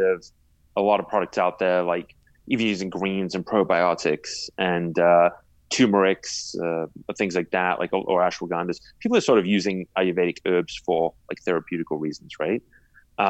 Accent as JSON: {"language": "English", "region": "England", "country": "United Kingdom", "tie": "born or raised there", "said": "I was born in England and I grew up there"}